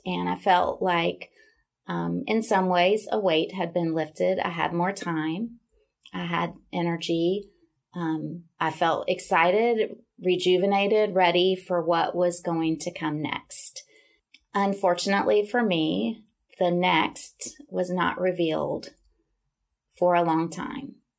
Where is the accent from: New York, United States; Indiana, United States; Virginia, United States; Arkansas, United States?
Arkansas, United States; Little Rock; moved away as an adult; also born or lived in Dallas, Texas; now in Nashville, United States; I grew up in Little Rock, Arkansas